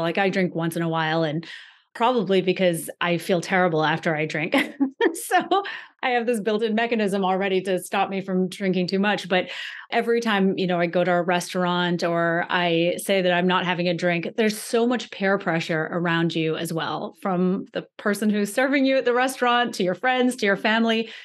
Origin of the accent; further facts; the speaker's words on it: Antigua & Barbuda; I come from Antigua in the Caribbean, and it's a culture where everyone drinks